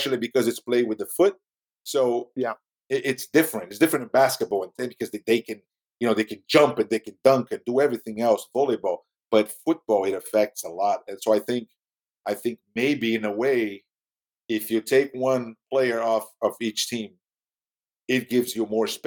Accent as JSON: {"language": "English", "region": "Rio de Janeiro", "country": "Brazil", "second_language": "English", "said": "I'm from Rio"}